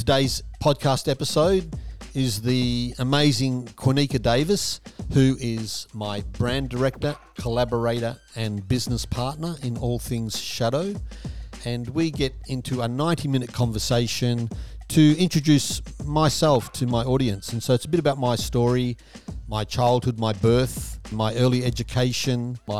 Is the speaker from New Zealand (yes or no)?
no; Perth, Western Australia, Australia; born there; So I was born in Perth, Western Australia, at a certain time, 1961, 5th of August, at 2:32 p.m.